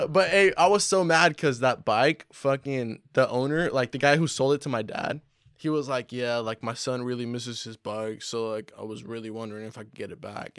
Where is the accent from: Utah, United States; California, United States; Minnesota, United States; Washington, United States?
California, United States; Humboldt; We're from Humboldt. We really do this shit out here